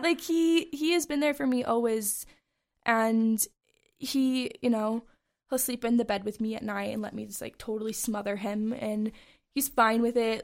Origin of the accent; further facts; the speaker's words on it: Bozeman, Montana, United States; this is my hometown